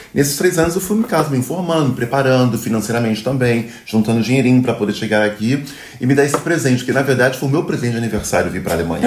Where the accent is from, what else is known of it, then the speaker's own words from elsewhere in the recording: Rio de Janeiro, Brazil; moved away as an adult; also born or lived in Duisburg, Germany; now in Münster, Germany; Sou carioca da gema, adoro o Brasil, adoro o Rio de Janeiro